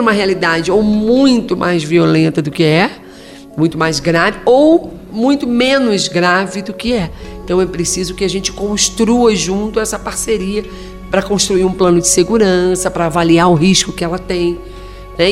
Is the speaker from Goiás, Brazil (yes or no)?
no; Rio de Janeiro, Brazil; moved away as an adult; also born or lived in Virginópolis, Minas Gerais; eu sou do Rio de Janeiro e entrei no Ministério Público 1 de junho de 1993, fui para a comarca de Virginópolis